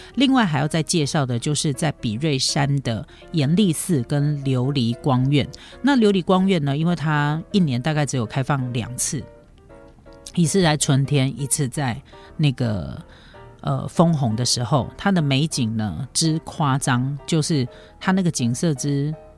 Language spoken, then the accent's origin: Chinese; Taiwan; 我们台湾人